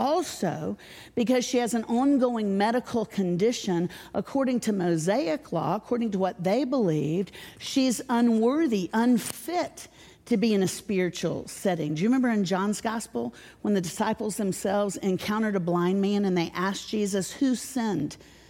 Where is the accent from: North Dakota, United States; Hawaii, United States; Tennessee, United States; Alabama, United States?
Tennessee, United States; Nashville; I'm from Nashville.